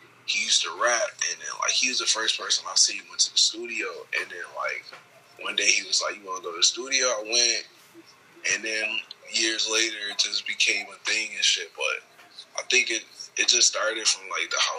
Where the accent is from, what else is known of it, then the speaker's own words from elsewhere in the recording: Buffalo, New York, United States; growing up in Buffalo